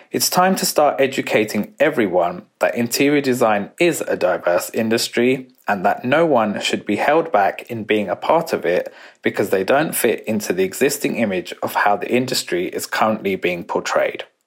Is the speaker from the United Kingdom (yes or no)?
yes; United Kingdom; growing up as a British-born Indian